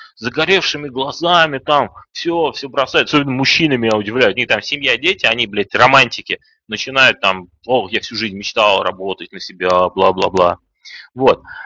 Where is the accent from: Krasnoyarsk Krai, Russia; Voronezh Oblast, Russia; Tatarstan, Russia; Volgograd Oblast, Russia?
Tatarstan, Russia; Kazan; moved away; also born or lived in Saint Petersburg; Я сам из Казани, кстати.